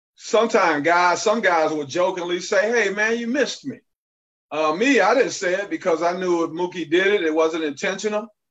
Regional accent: Detroit, Michigan, United States; I'm from Detroit

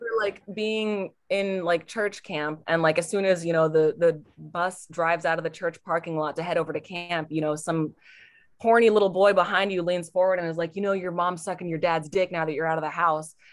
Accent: Portland, Oregon, United States; Portland, Oregon

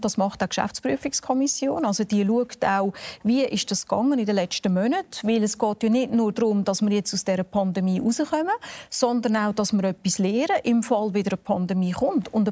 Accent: Aargau, Switzerland; ich komme aus dem Kanton Aargau, da gibt es jetzt zögerliche Ansätze, dass man auch breit testet.

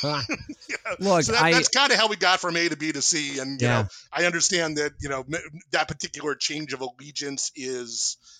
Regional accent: Westchester County, New York, United States; now in Boston, United States; I grew up in the suburbs of New York City in Westchester County as a child of the, born in the 70s, sentient in the 80s kind of thing.

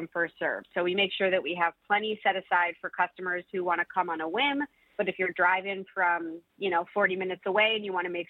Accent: Milford, Michigan, United States; born or raised there; now in Detroit, United States

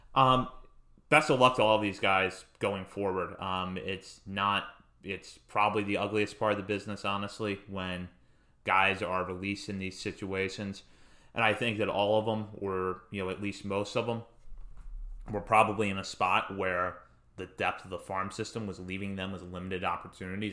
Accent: Hagerstown, Maryland, United States; I'm from Hagerstown

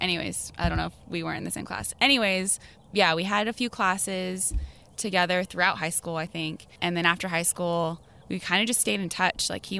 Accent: Santa Clarita, California, United States; So we are in Santa Clarita. This is our hometown, Jordan and my hometown.

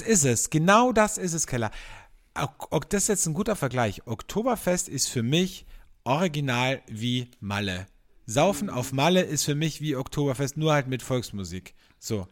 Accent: Austria; bei uns in Österreich

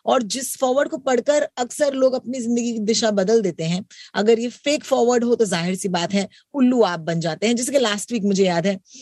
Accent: Mumbai, Maharashtra, India; ये तो मेरी मुंबई है ये तो मेरा अपना शहर है

